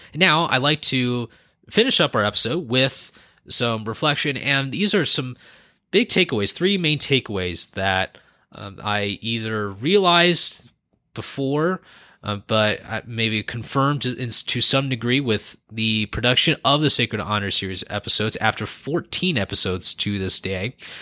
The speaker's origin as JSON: {"language": "English", "region": "California", "country": "United States", "tie": "born or raised there", "moved": "as an adult", "lives_now": "Northern Nevada, United States", "said": "I was born and raised in California"}